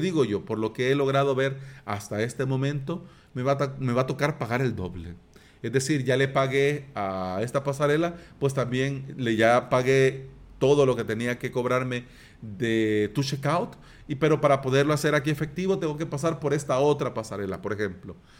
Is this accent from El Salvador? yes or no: yes; El Salvador